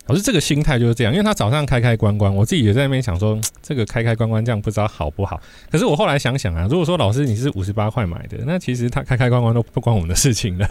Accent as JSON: {"language": "Chinese", "region": "southern Taiwan", "country": "Taiwan", "tie": "born or raised there", "moved": "yes", "said": "我过年回去南部的时候"}